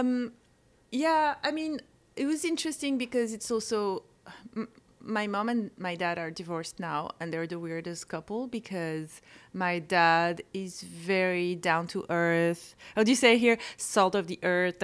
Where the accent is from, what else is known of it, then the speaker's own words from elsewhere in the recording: Corsica, France; English is a second language; moved away; I grew up in a place that's really cool, that's called Corsica